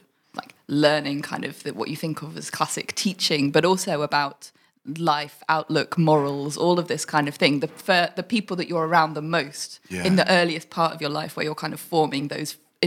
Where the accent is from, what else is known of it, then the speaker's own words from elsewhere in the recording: High Wycombe, South East England, United Kingdom; we grew up in near High Wycombe